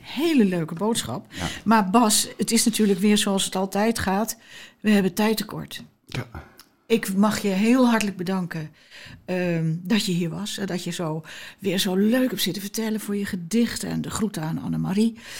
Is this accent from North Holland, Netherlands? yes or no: yes; Amsterdam, North Holland, Netherlands; ik kom dan uit Amsterdam